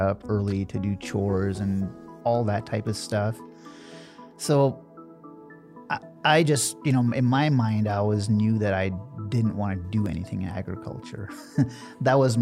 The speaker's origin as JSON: {"language": "English", "region": "Nebraska", "country": "United States", "tie": "born or raised there", "also_born_or_lived": "New Delhi, India", "said": "I was born in India, and we moved to Nebraska"}